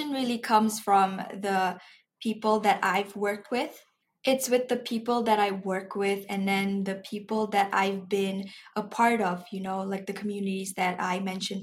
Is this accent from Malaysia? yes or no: yes; Malaysia; I'm a Malaysian myself